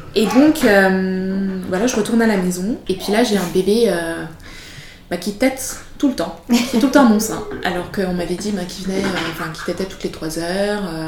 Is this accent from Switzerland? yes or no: yes; Switzerland; also born or lived in Madagascar; Je suis arrivée en Suisse euh, quand j'avais 4 ans